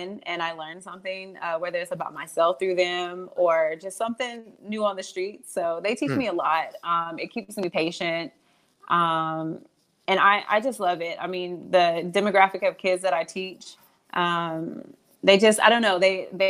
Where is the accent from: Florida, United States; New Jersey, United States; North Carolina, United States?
North Carolina, United States; Whiteville; moved away as an adult; also born or lived in Charlotte, North Carolina; I am originally from Whiteville, North Carolina